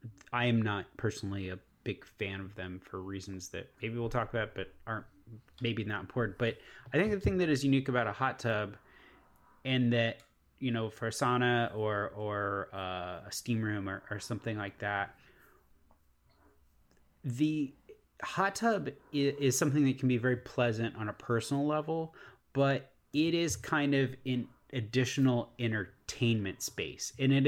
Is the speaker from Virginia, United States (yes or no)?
yes; Virginia, United States; we grew up in Virginia, which very much has four seasons